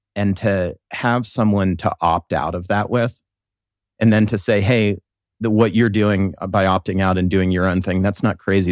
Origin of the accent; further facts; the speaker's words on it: Columbus, Ohio, United States; I was born and raised here in Columbus